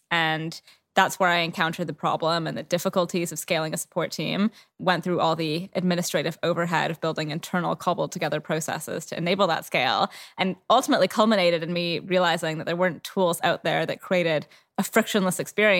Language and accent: English; Canada; now in London, United Kingdom; So I'm Canadian originally, for anyone that's curious about the accent. I've lived in London for 13 years.